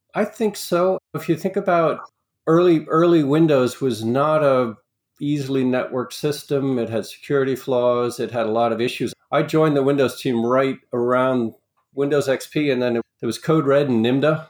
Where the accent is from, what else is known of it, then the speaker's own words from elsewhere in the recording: New York area, United States; also born or lived in Long Island / Rockland County; I grew up in the New York area for the most part, New York City, Long Island, uh, Rockland County